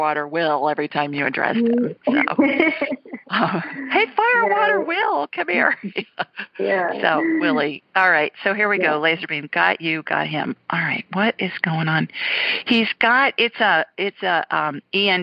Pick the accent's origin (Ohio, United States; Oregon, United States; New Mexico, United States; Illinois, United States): Ohio, United States; also born or lived in Los Angeles, California / Sioux Falls, South Dakota; now in deep south, United States; I grew up in Ohio.